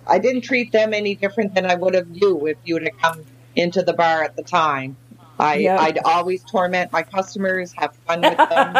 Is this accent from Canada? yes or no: yes; the Maritimes, Canada; I'm from the Maritimes.